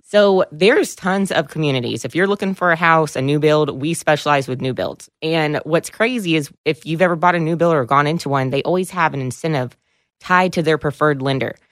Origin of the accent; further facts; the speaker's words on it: Williamson County, Texas, United States; I've been born and raised in Williamson County